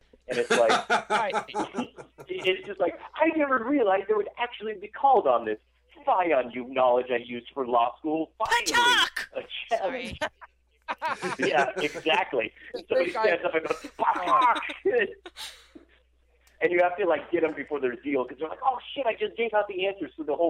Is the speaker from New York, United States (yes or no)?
no; Idaho, United States; I come from Southern Idaho.